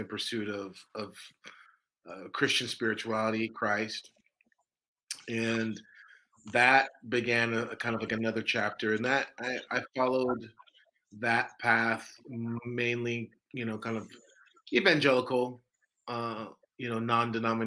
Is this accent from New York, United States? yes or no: no; Orange County, Southern California, United States; I'm from Southern California. I grew up in Southern California, in the late 80s and the 90s